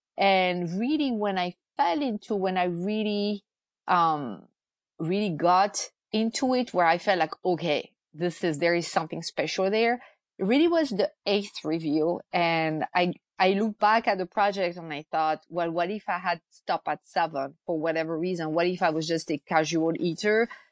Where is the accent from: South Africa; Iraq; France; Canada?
France; moved away as an adult; now in United States; I'm originally from France. I've lived in the US